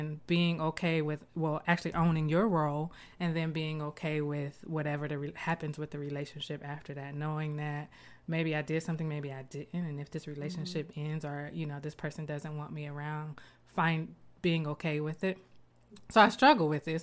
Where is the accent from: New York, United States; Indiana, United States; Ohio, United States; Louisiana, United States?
Ohio, United States; Columbus; I'm from Columbus.